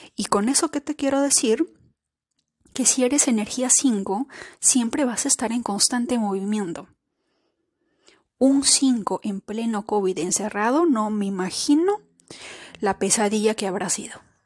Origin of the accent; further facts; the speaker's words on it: Peru; nosotras como somos peruanas, los de Perú celebramos el Día de la Independencia el 28 de julio